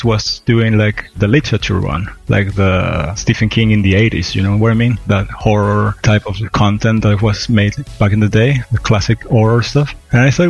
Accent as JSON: {"language": "English", "country": "Venezuela", "moved": "yes", "said": "I'm originate from there"}